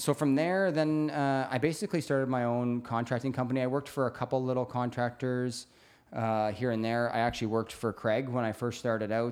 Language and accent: English; Brantford, Ontario, Canada; now in British Columbia, Canada; I'm from Brantford, Hamilton area, Burlington